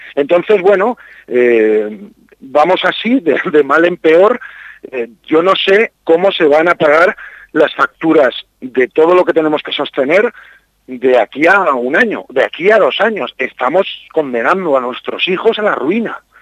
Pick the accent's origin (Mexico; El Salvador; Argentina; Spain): Spain; Campo de Criptana, Castilla-La Mancha; also born or lived in Berlin; now in Madrid, Spain; yo soy del campo de Cristana, me siento muy orgulloso de mi pueblo